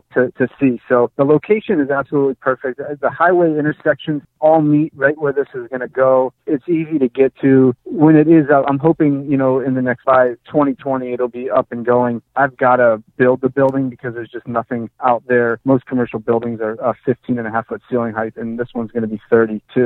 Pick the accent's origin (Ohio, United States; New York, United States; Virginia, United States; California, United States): Ohio, United States; Youngstown; my hometown of Youngstown, Ohio.